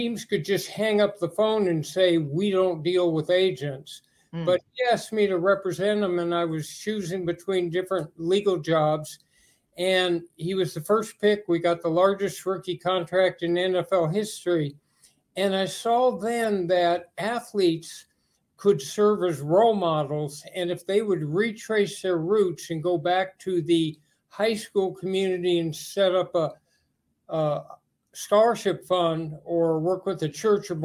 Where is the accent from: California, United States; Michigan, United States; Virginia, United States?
California, United States; Los Angeles; also born or lived in Berkeley; I grew up in Los Angeles, went to school for a year at UCLA